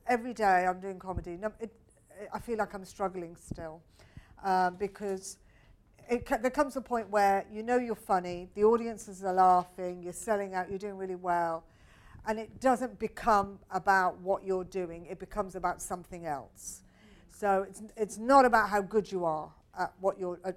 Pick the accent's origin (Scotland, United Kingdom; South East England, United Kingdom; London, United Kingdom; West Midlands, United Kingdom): West Midlands, United Kingdom; Birmingham; moved away as an adult; I was brought up in Birmingham.